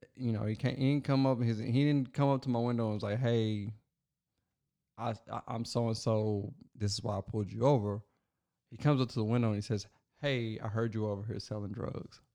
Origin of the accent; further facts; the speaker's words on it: Logan County, Kentucky, United States; my hometown, where I was born